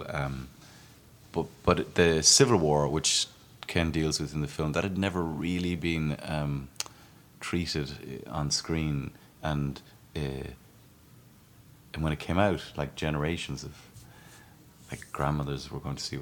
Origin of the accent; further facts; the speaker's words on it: Ireland; as an Irishman, to make a film about my country and actually my county where I grew up